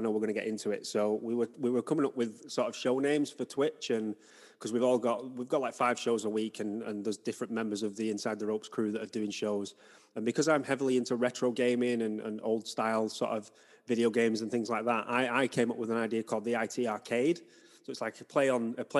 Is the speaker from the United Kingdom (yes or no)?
yes; Wigan, North West England, United Kingdom; now in Salford, United Kingdom; I grew up in Wigan, which is sort of just outside Manchester.